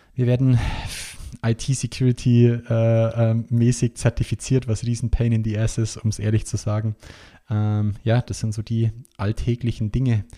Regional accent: Bavaria, Germany; bei uns in Bayern

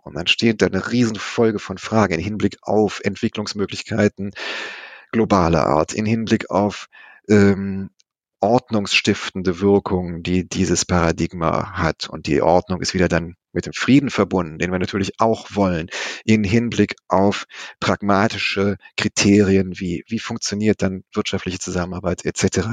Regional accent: West Germany, Germany; Nun komme ich selber aus dem Westen

